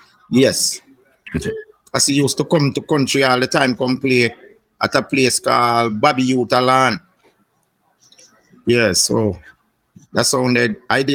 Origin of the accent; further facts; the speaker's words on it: Trelawny, Jamaica; I'm born in a town, but I'm going to country when I'm a little boy with my mother. So we grew up in Chulani for like a couple of years. Yeah, a place named Spring Garden in Chulani, you know. We're in the back of the country, you see.